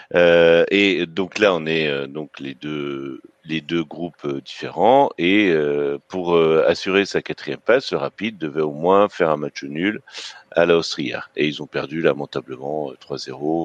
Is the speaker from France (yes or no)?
yes; Breton, Brittany, France; je suis un breton solide qui boit de la bière.